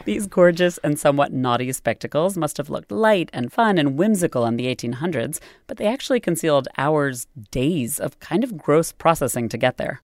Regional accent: United States; as an American

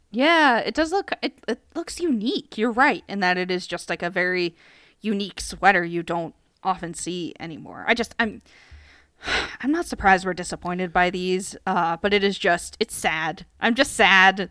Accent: United States; I am American

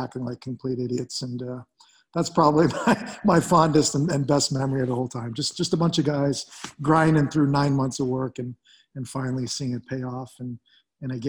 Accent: Canada; growing up as a Canadian boy, just playing the NHL was a dream

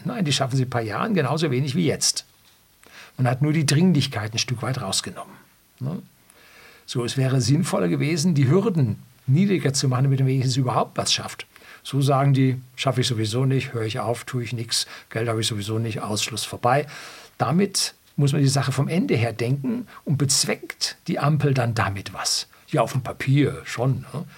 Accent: Germany; bei uns in Deutschland

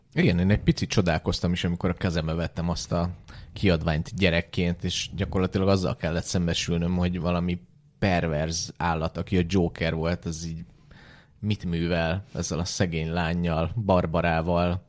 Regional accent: Ukraine; now in Hungary; a 90-es években a szovjet, vagy akkor már Ukrajnában nőttem föl

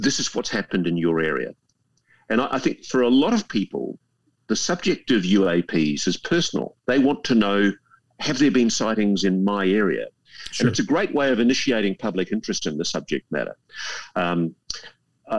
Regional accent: Australia; as an Australian

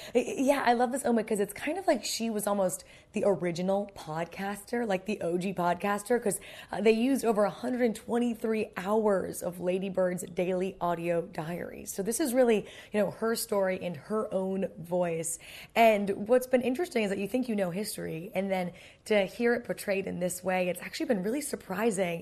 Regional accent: United States; as an American

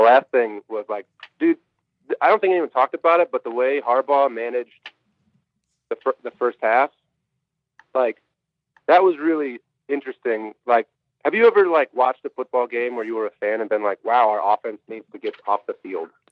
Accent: Kalamazoo, Michigan, United States; I'm from Kalamazoo, Michigan, grew up a Michigan fan

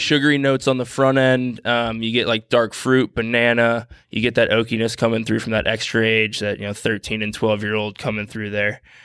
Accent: St. Louis, Missouri, United States; moved away; Saint Louis, born and raised, uh, my hometown

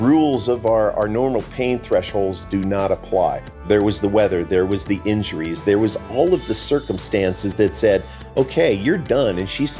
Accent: Moab, Utah, United States; I hail here from Moab, Utah, in the middle of the nowhere desert.

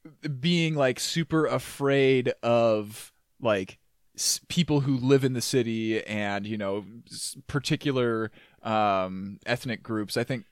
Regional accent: Midwest, United States; you pick up a little bit on that as a Midwesterner

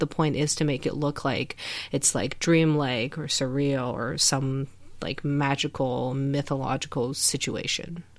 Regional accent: China; moved away; we grew up in China

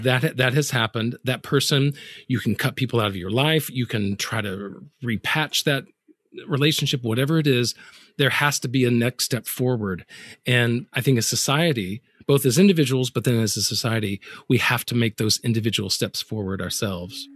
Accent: the South, United States; I'm from the South.

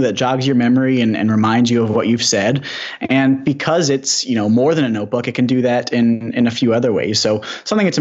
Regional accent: Ann Arbor, Michigan, United States; I'm from Ann Arbor here

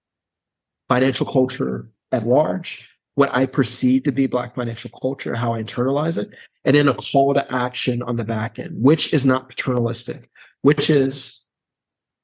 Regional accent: Gary, Indiana, United States; I'm from Gary, Indiana

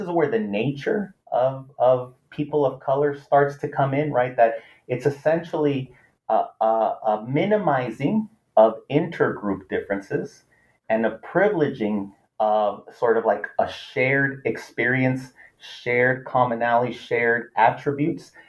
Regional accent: Los Angeles, California, United States; first language Spanish; English is a second language; growing up

